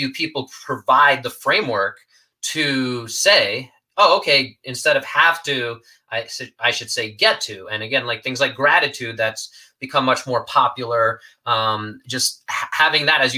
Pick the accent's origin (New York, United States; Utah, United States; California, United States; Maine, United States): New York, United States; I'm a New Yorker